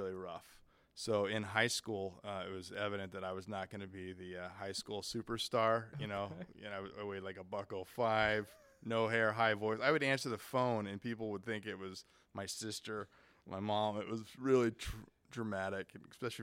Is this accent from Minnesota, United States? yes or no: no; Quincy, California, United States; Quincy, California.